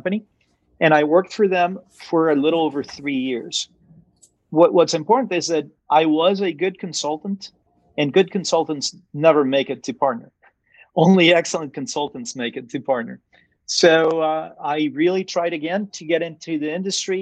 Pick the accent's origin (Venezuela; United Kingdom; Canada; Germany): Venezuela; moved away as an adult; I was born in Venezuela. I was raised in Venezuela until I was about 18 years old, and my family was there